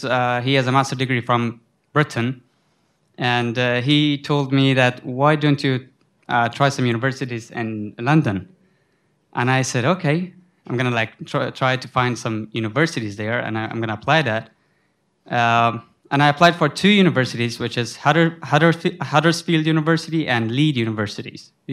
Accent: Afghanistan; English is a second language; moved away as an adult; also born or lived in Sudan; now in United States; So I am from Afghanistan, but I was coming from Sudan

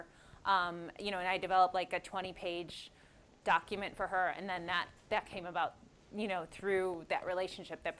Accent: Oakland, California, United States; I'm from Oakland

